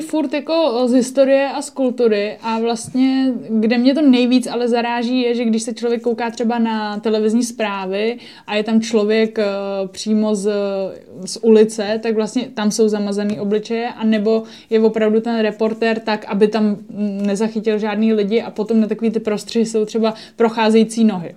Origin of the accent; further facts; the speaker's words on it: Czechia; also born or lived in Japan; my jako Češi